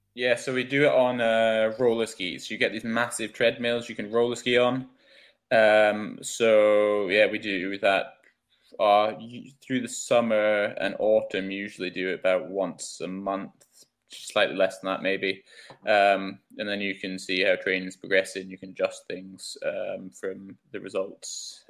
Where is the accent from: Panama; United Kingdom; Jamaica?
United Kingdom; Scotland; also born or lived in England; I was uh, born in England, but I only lived there for about a year, so I kind of feel or like if I talk about home, then home for me is Scotland.